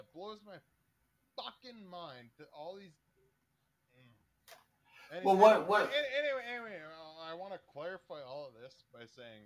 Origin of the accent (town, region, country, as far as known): Canada